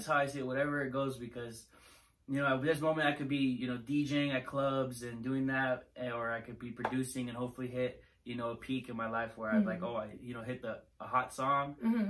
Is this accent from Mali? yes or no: no; California, United States; I was born in Chino Hills.